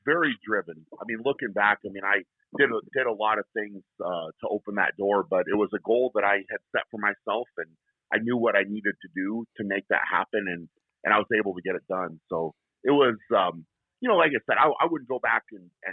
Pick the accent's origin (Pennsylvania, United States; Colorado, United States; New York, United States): Colorado, United States; Fort Lupton; also born or lived in Brighton, Colorado; I was born and raised in Colorado. I grew up in a small town called Fort Lupton, and we now live in Brighton, which is very close to there